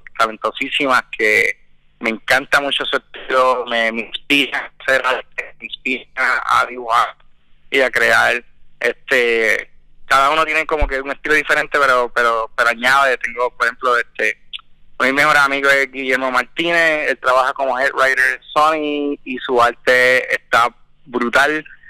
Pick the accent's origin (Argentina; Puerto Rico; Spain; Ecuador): Puerto Rico; nací en Puerto Rico y estudié